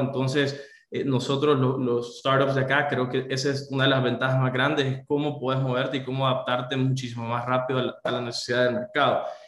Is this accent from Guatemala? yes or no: no; El Salvador; Soy del Salvador.